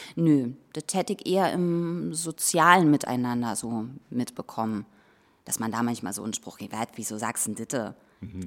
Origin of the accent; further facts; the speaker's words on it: Berlin, Germany; accent: Berlinerisch; moved away as an adult; also born or lived in Rathenow, Brandenburg / Leipzig / Mecklenburg-Vorpommern; Ich bin ja in Rathenow geboren. Das ist äh, eine Stadt im schönen Havelland in Brandenburg im Westen, an der Grenze zu Sachsen-Anhalt und bin aber in Berlin aufgewachsen